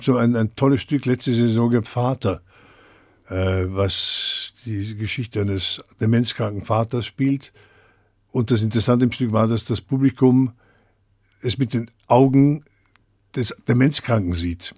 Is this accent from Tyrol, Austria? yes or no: no; Vienna, Austria; moved away as an adult; also born or lived in Brno / Düsseldorf; now in Frankfurt, Germany; komme ich aus Wien, ich bin ja Wiener